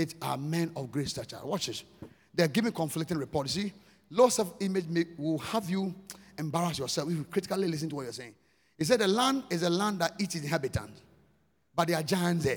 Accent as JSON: {"language": "English", "country": "Ghana", "said": "I'm Ghanaian. I'm from Ghana."}